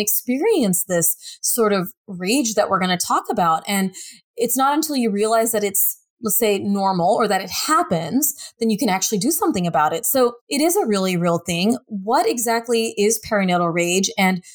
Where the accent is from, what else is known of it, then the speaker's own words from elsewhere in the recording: United States; being an American woman working in America